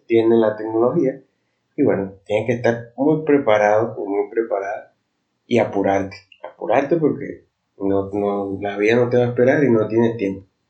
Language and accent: Spanish; Venezuela; soy de Venezuela